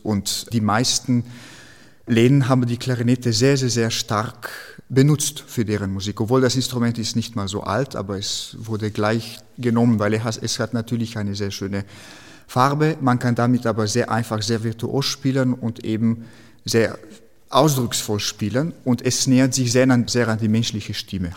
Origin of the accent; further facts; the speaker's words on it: Slovenia; German is a second language; moved away; in Slowenien, wo ich herkomme